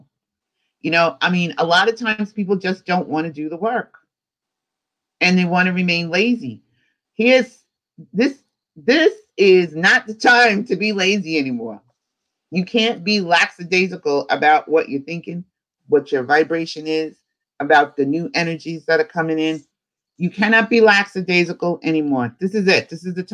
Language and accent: English; New York City, New York, United States; I'm from New York City and I walk fast